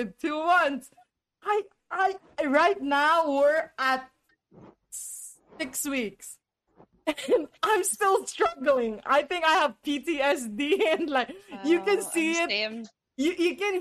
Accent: United States; I am from the United States

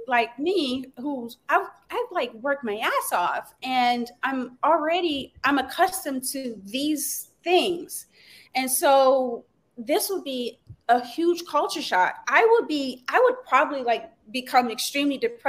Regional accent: Louisiana, United States; I'm from born and raised in Louisiana.

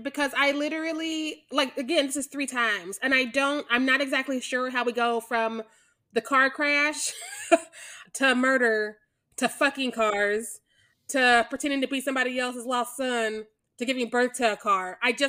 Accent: Missouri, United States; I am from Missouri, which is why I can't say words.

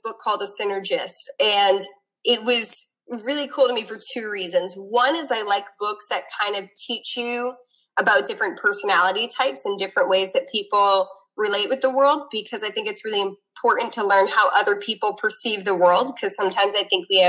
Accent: Northeast, United States; I grew up in the Northeast

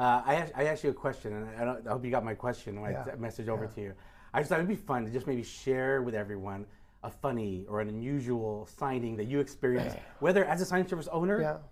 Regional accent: Utah, United States; You actually were planning you've been to Park City in my home state here.

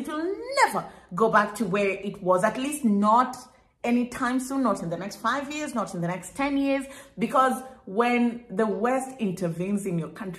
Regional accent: Kenya; for me as a Kenyan at least, he had a little bit of affiliation with Kenya

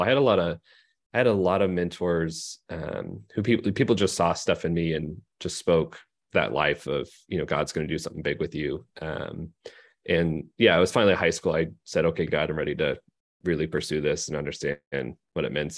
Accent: Phoenix, Arizona, United States; moved away as an adult; also born or lived in Seattle, Washington; now in Bakersfield, United States; I grew up in Phoenix

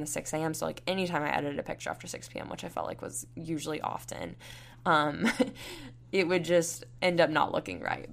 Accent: Panama City Beach, Florida, United States; now in Tuscaloosa, United States; I'm from Panama City Beach, Florida, and I'm going to be moving to Houston, Texas soon

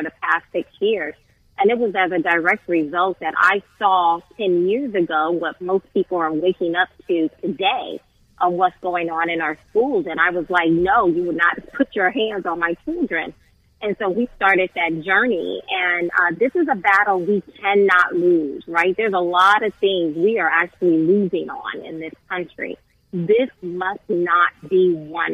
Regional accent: Southern Alabama, United States; I grew up in Southern Alabama

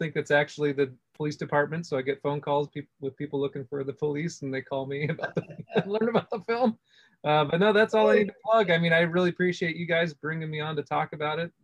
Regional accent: Los Angeles, California, United States; I'm born and raised in Los Angeles

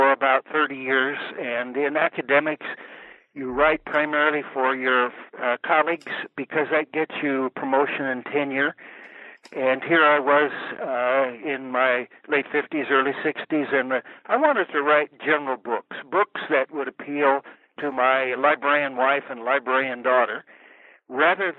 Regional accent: the American West, United States; I grew up here in the American West.

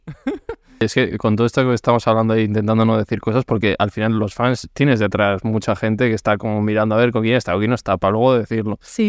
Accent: Basque Country, Spain; yo soy de pueblo, del País Vasco

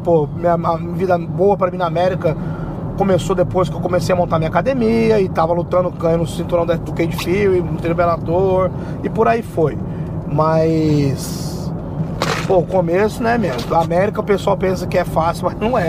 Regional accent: São Paulo, Brazil; moved away as an adult; also born or lived in New York / Newark / Pennsylvania; eu morei a minha vida inteira em São Paulo

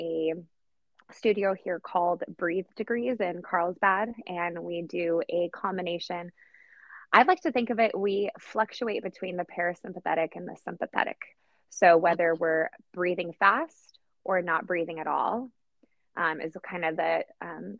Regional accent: Poland; now in Oceanside, United States; I'm originally from Poland, hence the unusual name. And I currently live in South Oceanside in California

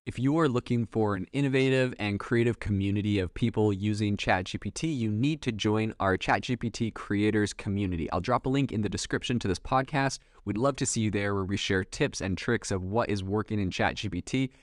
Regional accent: Canada; moved away; also born or lived in France; I'm from Canada originally.

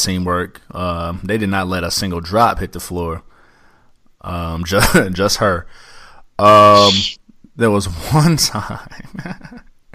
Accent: Illinois, United States; moved away; I was from Illinois

